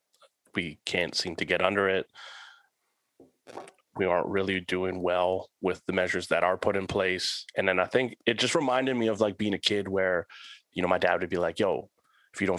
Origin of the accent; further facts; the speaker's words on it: Canada; We're Canadian.